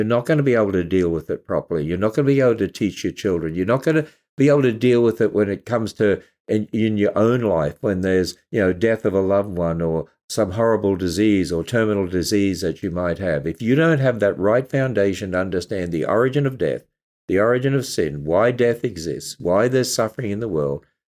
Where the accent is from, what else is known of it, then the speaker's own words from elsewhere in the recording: Australia; And of course, it's my home country.